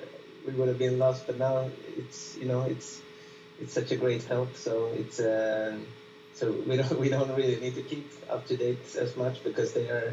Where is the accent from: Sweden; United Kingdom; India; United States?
Sweden; Gothenburg, Västra Götaland; moved away as an adult; also born or lived in Paris; I've been living in Paris for the last 3 years, and now I'm back here in Gothenburg, so it's my hometown